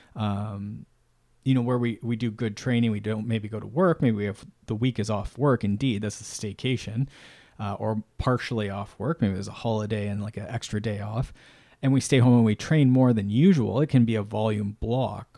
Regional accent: Canada; I'm Canadian

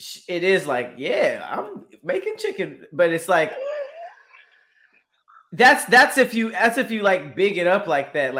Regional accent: Los Angeles, California, United States; I'm from Los Angeles. Like I grew up around Mexican people

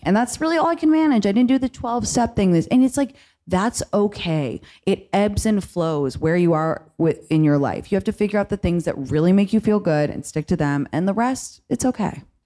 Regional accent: London, United Kingdom; moved away as an adult; now in United States; I grew up in London and then I had college in America

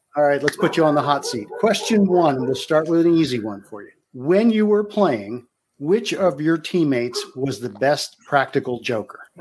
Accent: United States; I grew up in the Baltimore, Washington

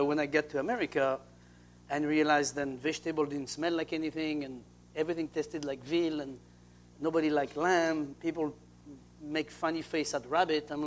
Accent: Saint-Hilaire-de-Loulay, Pays de la Loire, France; now in Seattle, United States; That would never happen in France. I mean, especially in my hometown.

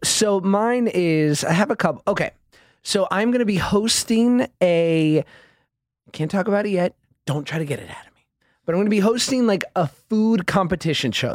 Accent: New York City, New York, United States; I'm from Midtown Manhattan, from Hell's Kitchen area

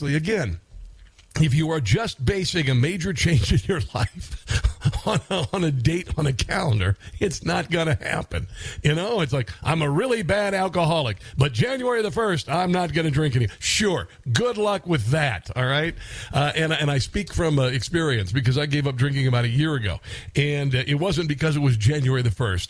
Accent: Iowa, United States; my home state, Iowa

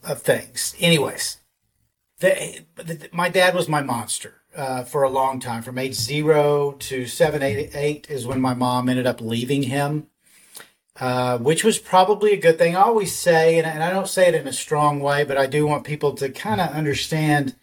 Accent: Dallas, Texas, United States; I grew up in Dallas, Texas. I'm a Texas boy. I've been here all my life

